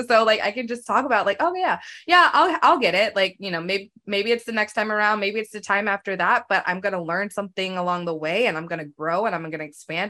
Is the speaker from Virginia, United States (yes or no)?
yes; Virginia, United States; moved away as an adult; now in Los Angeles, United States; I grew up in Virginia and now I live in Los Angeles.